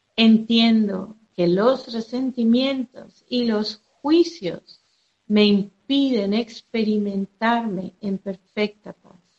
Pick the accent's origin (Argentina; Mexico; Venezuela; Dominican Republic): Venezuela; soy de Venezuela